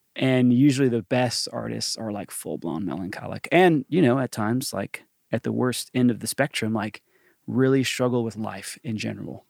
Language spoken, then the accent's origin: English; Johnson City, Tennessee, United States; born or raised there; accent: Southern; moved away; also born or lived in Atlanta, Georgia / Nashville, Tennessee